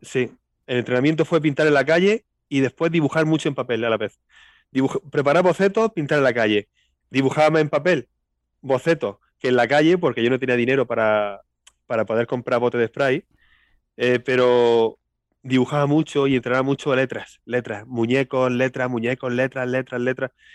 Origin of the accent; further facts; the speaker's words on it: Linares, Andalusia, Spain; accent: Andalusian; nací aquí y aquí vivo siempre, aquí he vivido siempre.